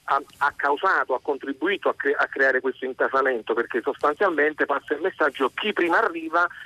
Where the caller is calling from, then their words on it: Bologna, Emilia-Romagna, Italy; siamo da Bologna.